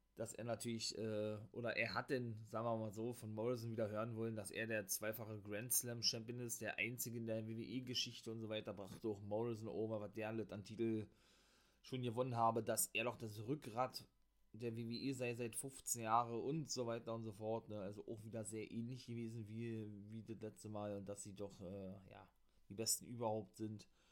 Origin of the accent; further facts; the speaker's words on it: Berlin, Germany; accent: Berliner; Mein Berliner Akzent